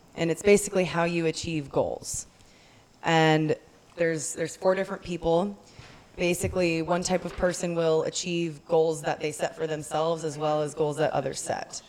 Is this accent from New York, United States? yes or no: no; Texas, United States; as a Texan